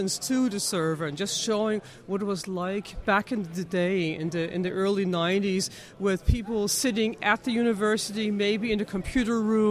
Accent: United States; now in Munich, Germany; I'm an American living in Munich

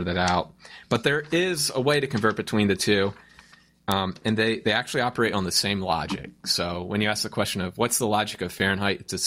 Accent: United States; I'm an American

